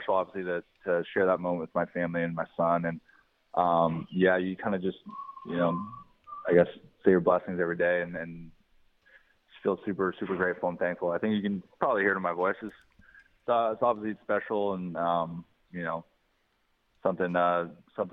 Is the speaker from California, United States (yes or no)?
yes; California, United States; also born or lived in South Korea; I was adopted from South Korea, and I grew up in California